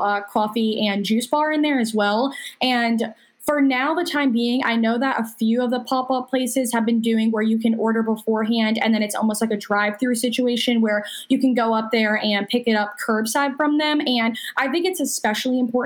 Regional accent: Indian Trail, North Carolina, United States; I'm actually from Indian Trail

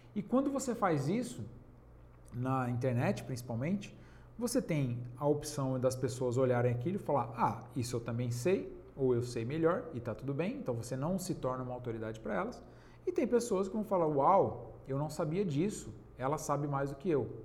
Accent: Penápolis, São Paulo, Brazil; na minha cidade, eu sou de Penápolis, interior de São Paulo

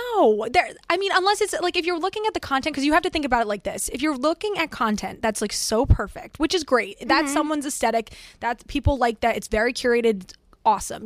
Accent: Florida, United States; moved away; I grew up in Florida for most of my life

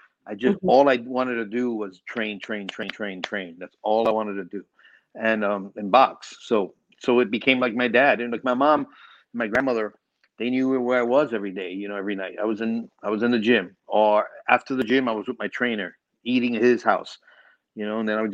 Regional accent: New York City, New York, United States; I grew up in New York City. I grew up in the Bronx, New York

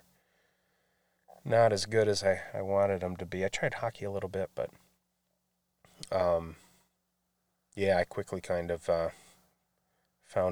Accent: Grand Blanc, Michigan, United States; also born or lived in Flint, Michigan; I was raised nearby, just south of Flint, in Grand Blanc

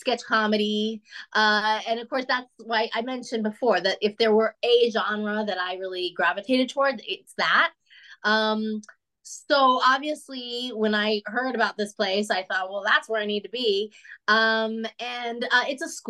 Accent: Denver, Colorado, United States; moved away as an adult; also born or lived in Chicago; now in Los Angeles, United States; I'm from the West. I'm from Denver, which is, you know, this side of the country anyway

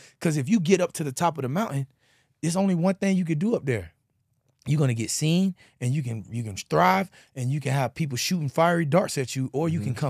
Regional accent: Pompano Beach, Florida, United States; I'm being from Pompano, it's a lot of Haitian

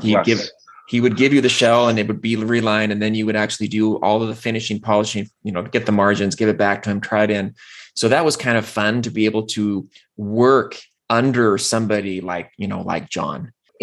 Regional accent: Pacific Northwest, United States; So I grew up in the Northwest

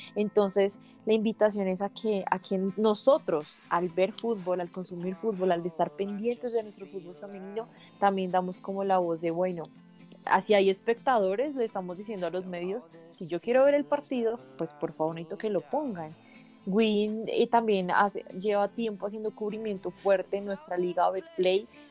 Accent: Colombia; como colombianos

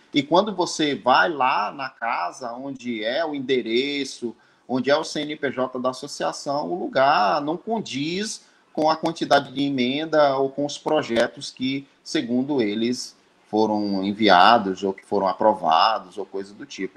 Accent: Northeast Region, Brazil; now in Santa Cruz Cabrália, Brazil; Eu sou do Nordeste, estou aqui em Santa Cruz Cabralha

